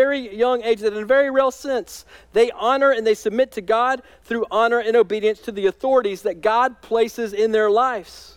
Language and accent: English; United States; as American Christians